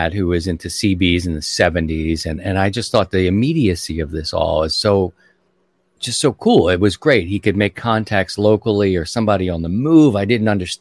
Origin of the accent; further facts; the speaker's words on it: Baltimore, Maryland, United States; moved away; I'm from Baltimore